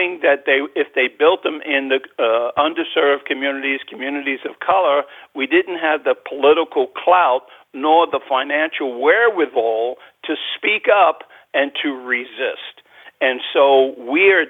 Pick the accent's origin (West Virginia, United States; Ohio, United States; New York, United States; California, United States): New York, United States; New York City; I was born and raised in Spanish Harlem in New York